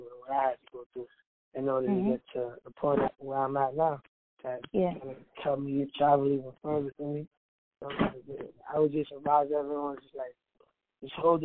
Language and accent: English; New York City, New York, United States; I'm still from Brooklyn